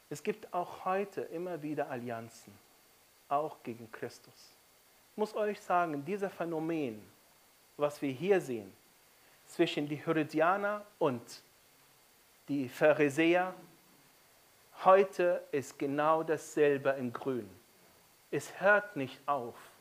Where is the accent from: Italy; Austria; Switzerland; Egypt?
Egypt; now in Germany; Ich bin in Ägypten aufgewachsen